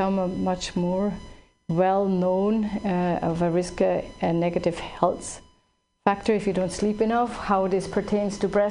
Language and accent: English; Switzerland; now in California, United States; I grew up in Switzerland